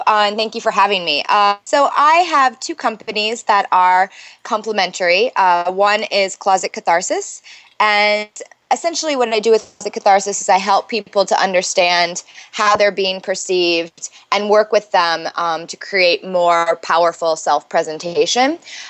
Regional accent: Midwest, United States; now in New York City, United States; So I live in New York City. I'm originally from the Midwest, but I've lived in New York since college.

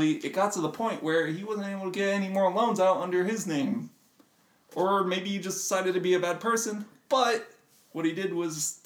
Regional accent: United States; I come from a casino town. It's right on the border of Nevada, and there are a lot of casinos in Nevada, a lot of gambling going on in my hometown.

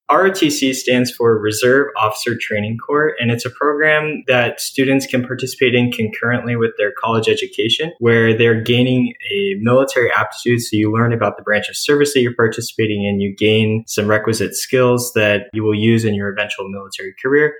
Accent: San Diego, California, United States; I was born and raised in the East County of San Diego

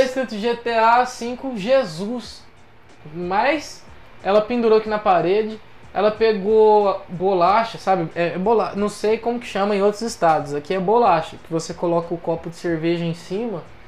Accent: São Paulo, Brazil; eu sou do estado de São Paulo

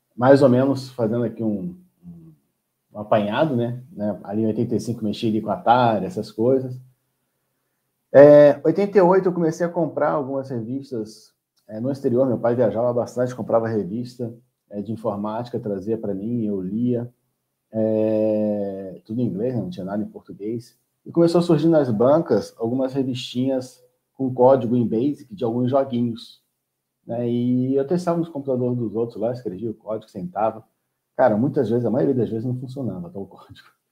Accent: Rio de Janeiro, Brazil; moved away as an adult; also born or lived in Nova Friburgo, Brazil; Morei a vida inteira no Rio de Janeiro

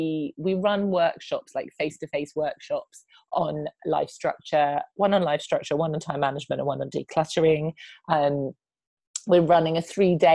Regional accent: United Kingdom; I'm British

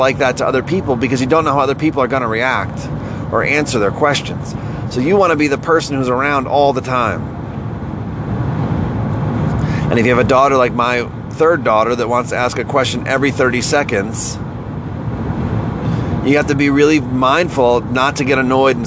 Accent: Northeast, United States; moved away; also born or lived in the South; I'm from the Northeast

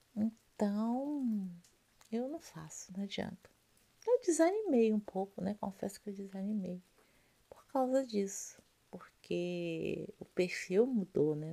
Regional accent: Rio de Janeiro, Brazil; now in Rio de Janeiro state, Brazil; eu sou carioca, carioca da Gema, tá? Nasci no Rio de Janeiro em 1972

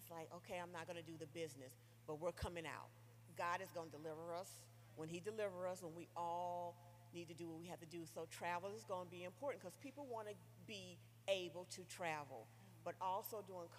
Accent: Goldsboro, North Carolina, United States; now in Baltimore, United States; I am originally from Goldsboro, North Carolina. I now, though, live in outside of Baltimore, Maryland

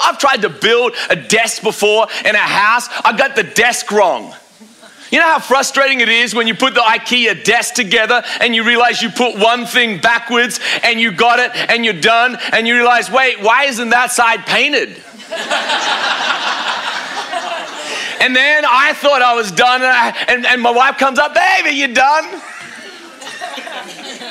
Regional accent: Australia; I'm an Australian

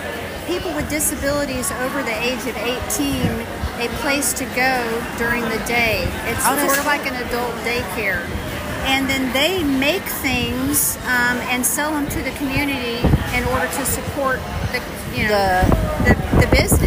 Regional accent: Louisiana, United States; I'm Cajun, and my grandma taught me how to do jellies and jams.

